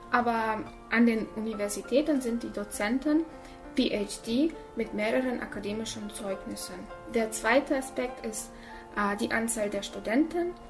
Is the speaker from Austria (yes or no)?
no; Almaty, Kazakhstan; moved away as an adult; now in Germany; ich komme aus Kasachstan, ich bin in Almaty geboren und mit 18 Jahren äh, bin ich nach Deutschland gezogen